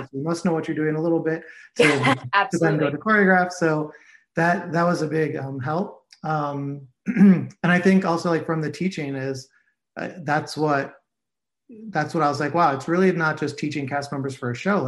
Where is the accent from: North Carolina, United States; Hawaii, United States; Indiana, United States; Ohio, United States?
Ohio, United States; Cleveland; moved away as an adult; also born or lived in New York; I grew up in Cleveland, Ohio, and went to school for musical theater and moved to New York like most people